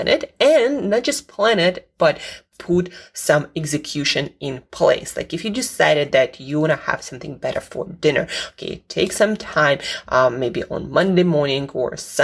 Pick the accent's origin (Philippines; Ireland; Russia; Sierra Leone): Russia; now in United Kingdom; I'm from Russia